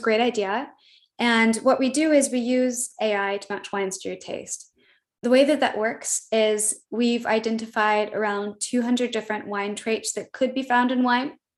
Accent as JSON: {"language": "English", "region": "Midwest", "country": "United States", "said": "I'm from the Midwest. I I have a lot of humility and is how I was raised"}